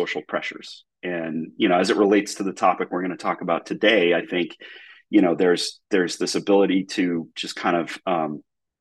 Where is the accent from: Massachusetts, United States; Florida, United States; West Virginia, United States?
Massachusetts, United States; So I'm originally from the Northeast US, grew up in Massachusetts, was a public school kid